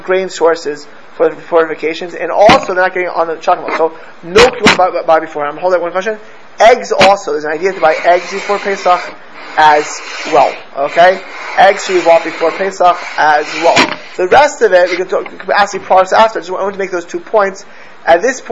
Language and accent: English; United States; also born or lived in Miami Beach, Florida / Los Angeles, California; where I grew up in Miami Beach